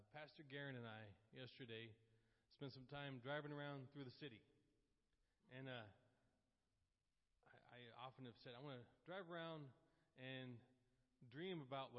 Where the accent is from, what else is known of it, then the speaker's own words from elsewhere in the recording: Oklahoma, United States; moved away as an adult; now in Port Orange, United States; I'm from Oklahoma.